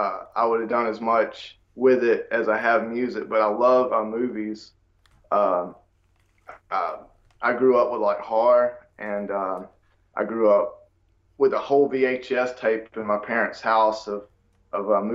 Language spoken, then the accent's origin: English; United States; accent: country